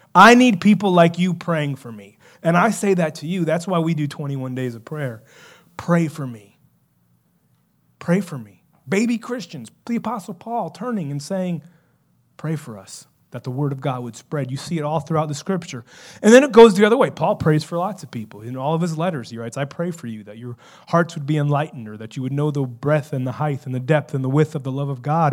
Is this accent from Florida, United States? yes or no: yes; South Florida, United States; growing up in South Florida